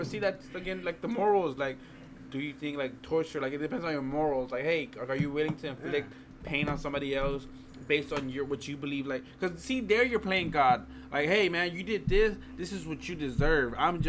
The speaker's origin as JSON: {"language": "English", "region": "Texas", "country": "United States", "said": "And we're so proud to be Texans"}